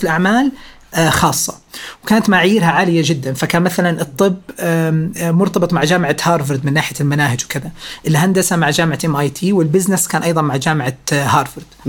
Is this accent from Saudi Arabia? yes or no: yes; Riyadh, Riyadh Province, Saudi Arabia; انا ولدت في الرياض في 8 مارس 1990